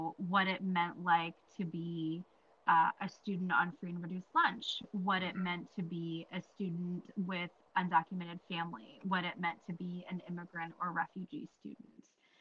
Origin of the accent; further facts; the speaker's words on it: United States; I was born and raised here in the United States